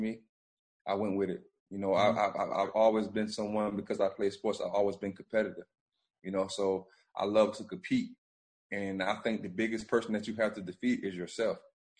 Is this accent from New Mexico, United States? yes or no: no; Bamberg, South Carolina, United States; moved away as an adult; now in Myrtle Beach, United States; we went door to door to 10 families in Bamber in my hometown